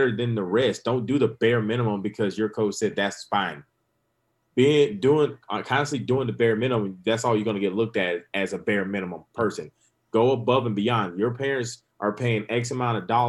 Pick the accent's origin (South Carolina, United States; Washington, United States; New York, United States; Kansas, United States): South Carolina, United States; Grand Strand, Horry County; this is my hometown